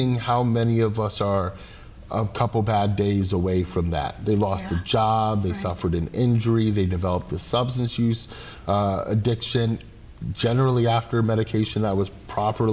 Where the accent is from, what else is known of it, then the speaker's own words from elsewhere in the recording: Holyoke, Massachusetts, United States; I'm a kid from Holyoke.